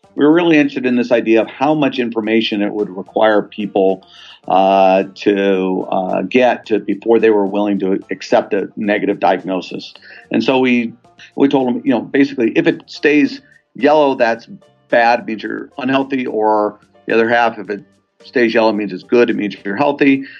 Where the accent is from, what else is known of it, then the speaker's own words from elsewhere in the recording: Southern California, United States; I grew up in Southern California